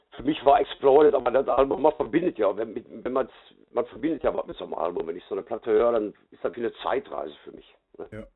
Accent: Gelsenkirchen, North Rhine-Westphalia, Germany; bei uns in Gelsenkirchen

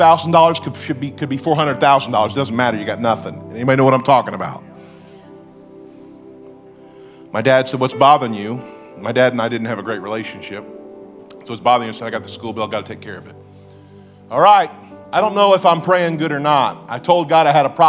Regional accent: Springfield, Missouri, United States; I'm from Springfield. I live in the Ozarks

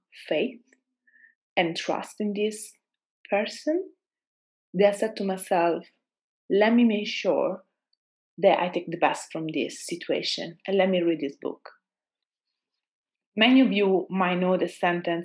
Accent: Italy; accent: Italian; English is a second language; moved away as an adult; also born or lived in Austria; I'm Italian, as you know, or might assume by my accent

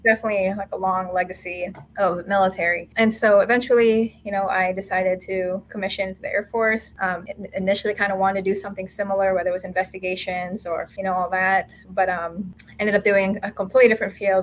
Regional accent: Florida, United States; also born or lived in Manila, Philippines; I was born and spent my early childhood in the Philippines and with my family, and then later childhood and early adulthood in Florida

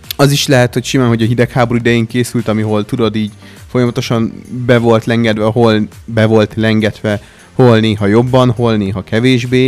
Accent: Hungary

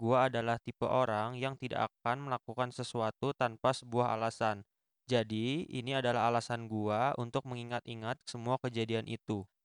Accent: Bandung, West Java, Indonesia; Gue lahir di Bandung, tinggal di Bandung, dan bekerja di Bandung

